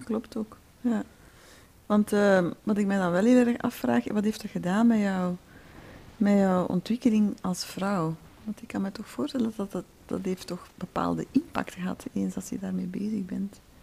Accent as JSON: {"language": "Dutch", "region": "Flanders", "country": "Belgium", "tie": "born or raised there", "said": "ik kom natuurlijk ook uit Vlaanderen"}